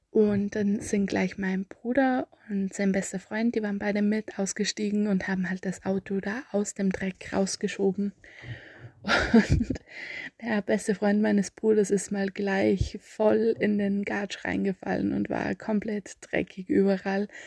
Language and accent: German; Austria; accent: Austrian; Ich bemühe mich sehr, mich ein bisschen der Standardsprache anzunähern, aber ich schätze, mein österreichischer Dialekt kommt meistens durch.